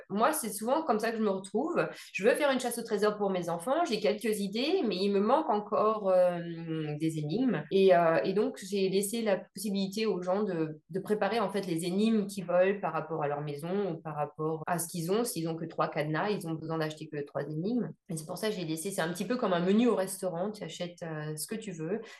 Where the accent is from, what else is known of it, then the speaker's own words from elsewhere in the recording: Évreux, Normandy, France; Je suis originaire d'Evreux en Normandie et c'est pareil, c'est pas une grosse ville